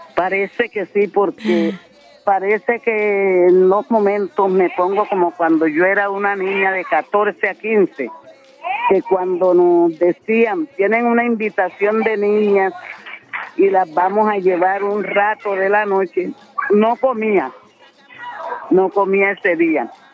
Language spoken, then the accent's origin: Spanish; Turbo, Antioquia, Colombia; en mi pueblo